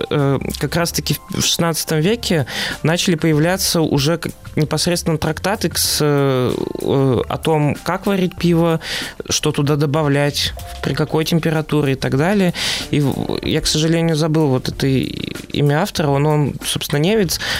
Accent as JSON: {"language": "Russian", "region": "Siberia", "country": "Russia", "said": "Я из Сибири."}